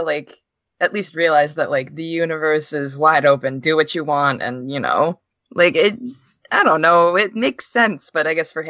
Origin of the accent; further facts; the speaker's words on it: New York, United States; I'm from New York.